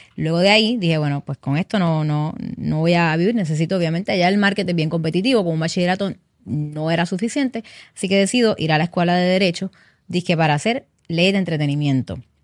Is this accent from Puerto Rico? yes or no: yes; Carolina, Puerto Rico; soy nacida aquí, criada en Puerto Rico. Eh, Carolina, en Carolina fue que, bueno, en Carolina vivía